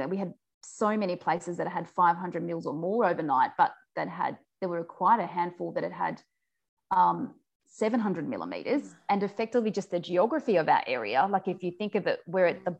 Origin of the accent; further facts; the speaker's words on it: Forbes, New South Wales, Australia; moved away as an adult; also born or lived in Sydney / Uganda; I grew up out in the Central West. I'm from Forbes. Um, so, that's uh, west of Orange, effectively in New South Wales